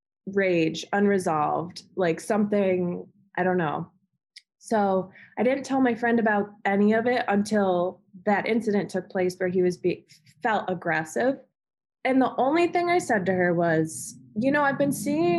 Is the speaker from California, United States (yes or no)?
no; Amherst, New York, United States; moved away; also born or lived in Alabama; I grew up in Amherst, New York